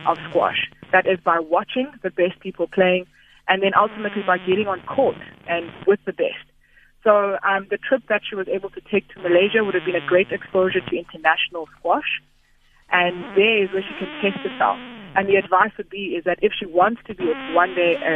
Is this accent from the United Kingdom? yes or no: no; South Africa; as South African players